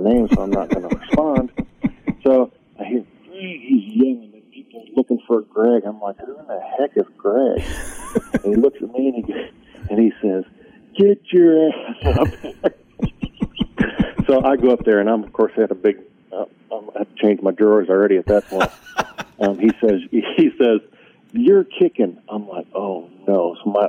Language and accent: English; Illinois, United States; I grew up in Illinois, but right on the border of, the Missouri line